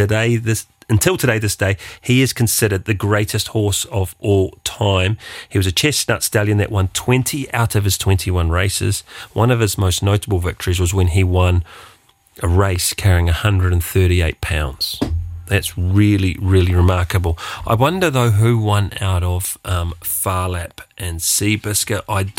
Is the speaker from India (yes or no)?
no; New Zealand; as a New Zealander, we say the Australians take everything.